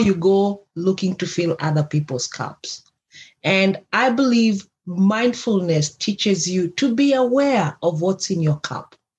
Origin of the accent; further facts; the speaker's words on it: Kenya; If you don't know where I come from, I come from Kenya.